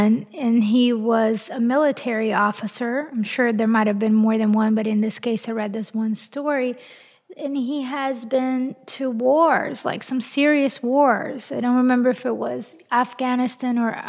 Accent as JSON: {"language": "English", "country": "Brazil", "tie": "born or raised there", "also_born_or_lived": "France", "moved": "yes", "lives_now": "United States", "said": "I was born in Brazil, and I am half French, and I am an American citizen"}